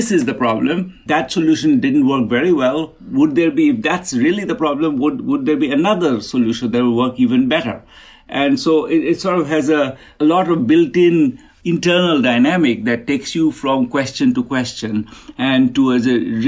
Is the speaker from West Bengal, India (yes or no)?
yes; Kolkata, West Bengal, India; You know, I grew up in Kolkata, really, really, really at the edge of a slum.